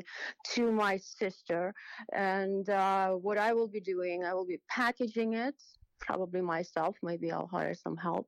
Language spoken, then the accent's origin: English; Ukraine; moved away as an adult; now in New York, United States; growing up in Ukraine